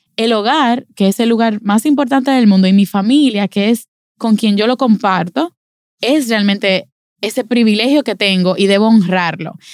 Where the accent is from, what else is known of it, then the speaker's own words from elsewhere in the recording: Dominican Republic; a nosotros, como dominicanos